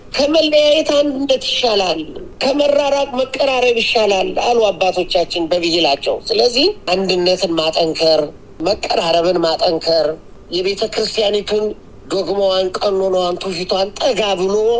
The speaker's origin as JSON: {"language": "Amharic", "country": "Ethiopia", "said": "እኛ ደግሞ ኢትዮጵያውያን"}